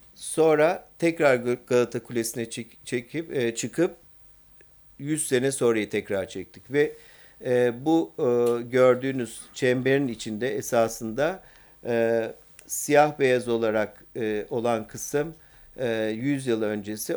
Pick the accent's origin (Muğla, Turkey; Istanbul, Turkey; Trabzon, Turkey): Istanbul, Turkey; bir İstanbullu olarak